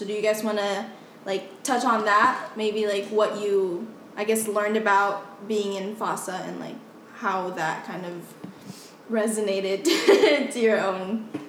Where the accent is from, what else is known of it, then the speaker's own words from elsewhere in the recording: Philippines; English is a second language; moved away; I was raised in the Philippines, and I, like, spoke no English whatsoever